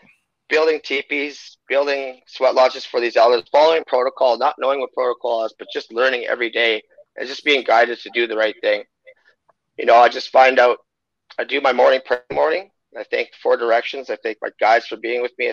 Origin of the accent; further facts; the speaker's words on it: Waterhen Lake, Saskatchewan, Canada; I'm First Nations Cree, Treaty 6 from Waterhen Lake, Saskatchewan